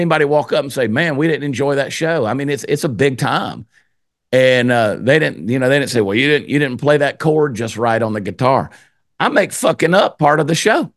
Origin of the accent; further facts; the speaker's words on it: Georgia, United States; moved away as an adult; now in Texas, United States; I'm from Georgia. I live in Texas now. I've been in Texas now for 22 years, but I grew up in Georgia.